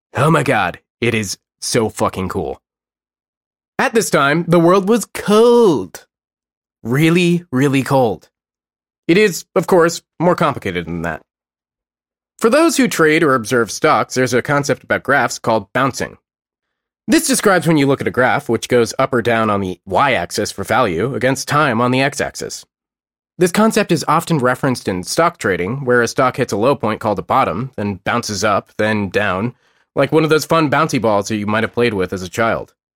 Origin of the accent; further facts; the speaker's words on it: United States; I'm American